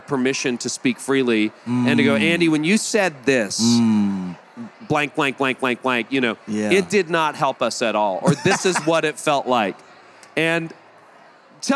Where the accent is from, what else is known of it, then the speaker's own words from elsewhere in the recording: Canada; I'm a Canadian